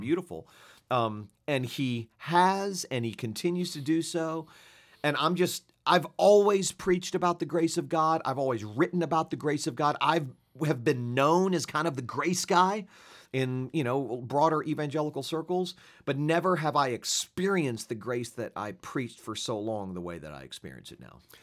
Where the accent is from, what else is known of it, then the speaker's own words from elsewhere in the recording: Fort Lauderdale, Florida, United States; moved away as an adult; also born or lived in Switzerland; my hometown of South Florida